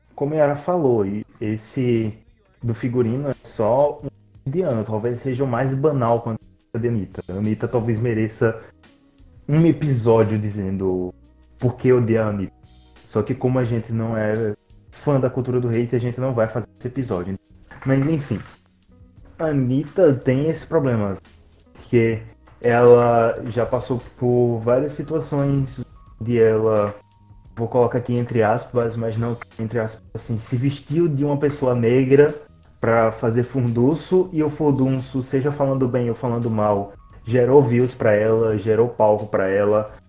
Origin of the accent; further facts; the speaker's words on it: Aracaju, Sergipe, Brazil; nós somos de Aracaju